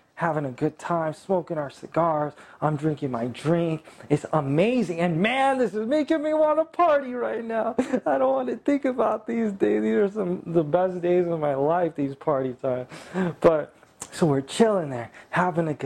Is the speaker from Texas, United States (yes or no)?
no; California, United States; I'm from California